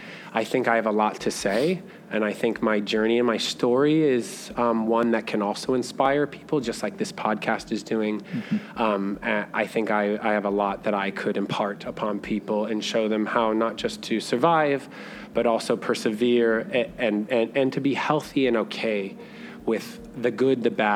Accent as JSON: {"language": "English", "region": "Idaho", "country": "United States", "said": "from Idaho. Like, I came here not knowing what to expect, not knowing."}